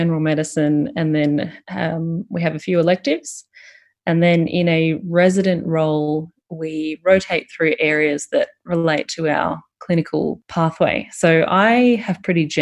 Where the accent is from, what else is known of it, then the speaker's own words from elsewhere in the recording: Fairfield, Victoria, Australia; also born or lived in Richmond; I grew up in Fairfield, went to high school in Richmond